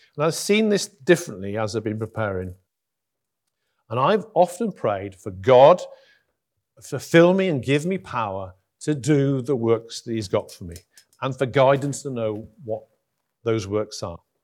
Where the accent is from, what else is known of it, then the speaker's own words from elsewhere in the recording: Huddersfield, Yorkshire and the Humber, United Kingdom; also born or lived in Durham; I'm from Huddersfield